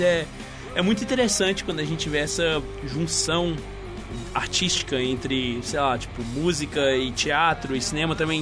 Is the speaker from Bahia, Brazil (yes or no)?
no; Patos de Minas, Minas Gerais, Brazil; moved away; minha cidade natal, né? Eu sou de Patos de Minas